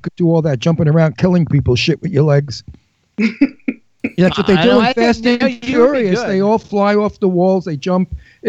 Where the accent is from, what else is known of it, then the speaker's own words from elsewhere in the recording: New York, United States; moved away; I came from Brooklyn.